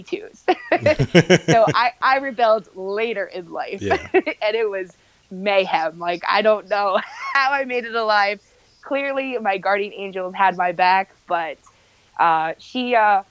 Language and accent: English; Bay Shore, New York, United States; also born or lived in Manhattan, New York City / Governors Island / Rosedale, Queens / Plainview, Long Island; I grew up in Bayshore. We'll say that though, because I mean, I lived in Nassau County for a little bit, but Bayshore is really the hometown